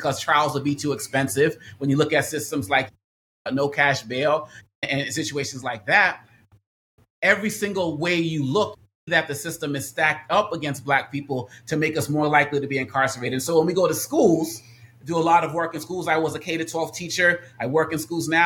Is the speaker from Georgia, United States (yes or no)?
no; Boston, Massachusetts, United States; moved away; I was born and raised in Boston, where I am now visiting family.